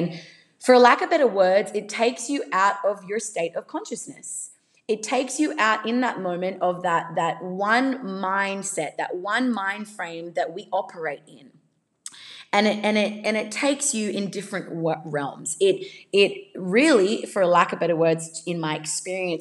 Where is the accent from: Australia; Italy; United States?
Australia; accent: Australian; I am Australian